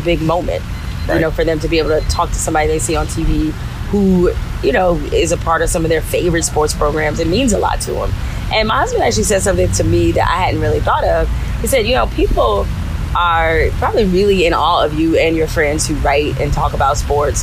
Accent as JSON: {"language": "English", "town": "Detroit", "region": "Michigan", "country": "United States", "tie": "born or raised there", "said": "growing up in Detroit, you know, Canada is right across the river"}